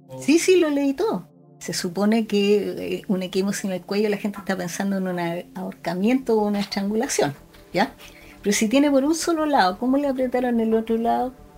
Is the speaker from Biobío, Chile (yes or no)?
yes; Concepción, Biobío, Chile; nací en Concepción, estudié medicina en la Universidad de Concepción